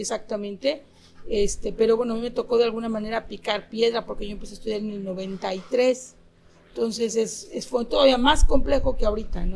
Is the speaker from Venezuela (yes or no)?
no; Mexico; nosotros como mexicanos